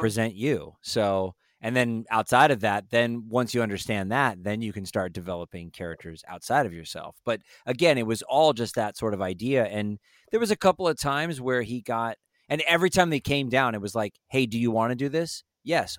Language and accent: English; Los Angeles, California, United States; also born or lived in Las Vegas, Nevada; we moved to L A from Northern California, so I was born in Vegas, lived in Northern California, moved